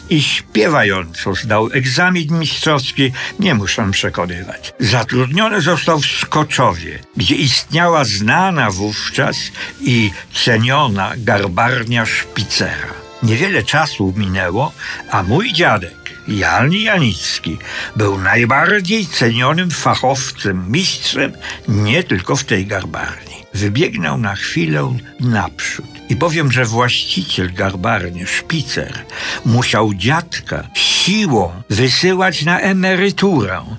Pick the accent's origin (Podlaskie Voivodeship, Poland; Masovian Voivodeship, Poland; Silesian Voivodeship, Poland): Silesian Voivodeship, Poland; Czechowice; born there; 11 listopada 1933 roku urodziłem się w Czechowicach, wtedy jeszcze bez dzieci.